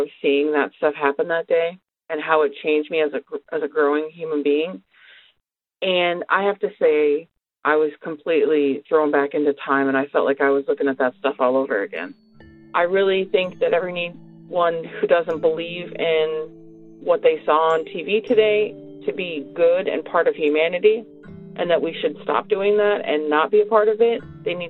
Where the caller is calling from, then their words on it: Bellefontaine Neighbors, Missouri, United States; I'm calling from Bell Fountain Neighbors.